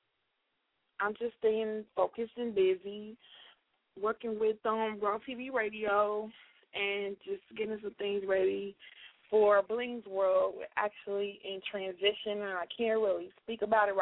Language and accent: English; Chicago, Illinois, United States; That's my hometown, Chi-Town